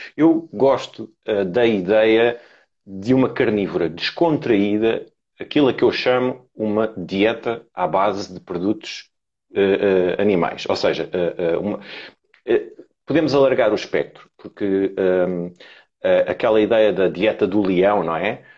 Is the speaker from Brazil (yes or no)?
no; Lisbon, Portugal; tenho 41 anos, sou de Lisboa